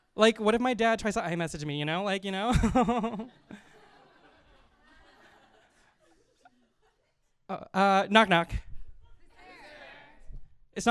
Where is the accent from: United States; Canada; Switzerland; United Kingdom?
Canada; Winnipeg, Manitoba; I'm from Winnipeg, Manitoba